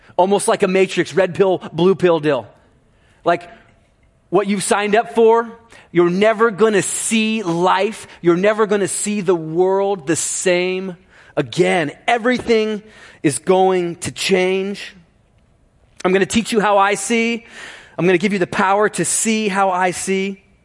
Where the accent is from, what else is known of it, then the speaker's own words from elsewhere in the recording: Ohio, United States; growing up in Ohio